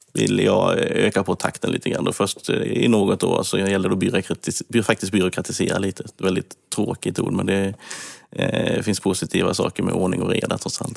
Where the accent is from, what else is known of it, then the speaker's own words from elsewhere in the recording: Kalmar, Kalmar County, Sweden; accent: Småland; jag gick även högskolan i Kalmar där jag är uppväxt. Jag tror det hörs att jag är smålänning